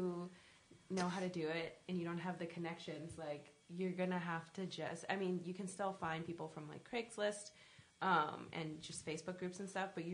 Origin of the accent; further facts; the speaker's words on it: New Jersey, United States; I'm from Jersey. And I'm from the part of Jersey that's closer to New York